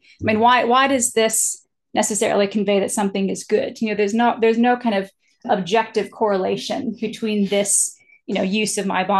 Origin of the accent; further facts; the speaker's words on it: Japan; as an American, I'm socialized into the idea that eye contact communicates, you know, confidence, respect, engagement. But when I grew up in Japan, it's actually extremely disrespectful to make sort of intensive eye contact with somebody